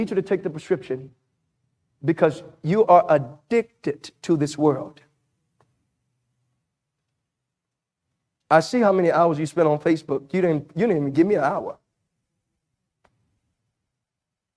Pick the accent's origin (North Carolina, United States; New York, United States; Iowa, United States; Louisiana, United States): Louisiana, United States; I'm from Louisiana